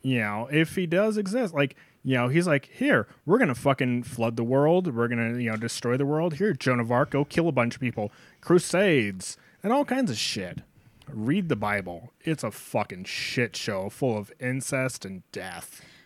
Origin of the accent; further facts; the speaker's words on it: North Dakota, United States; I'm from North Dakota. That means I'm a oil field trash